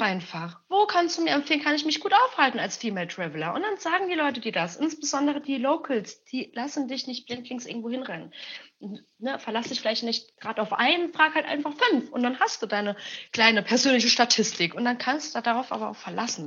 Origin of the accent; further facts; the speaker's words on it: Germany; now in Berlin, Germany; ich bin halt Mexikanerin, ich habe aber mit der Kultur leider gar nichts zu tun. Ich bin in Deutschland aufgewachsen, geboren